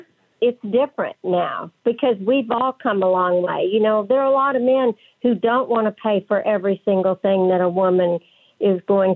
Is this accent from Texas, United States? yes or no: yes; West Texas, United States; accent: West Texas; my West Texas accent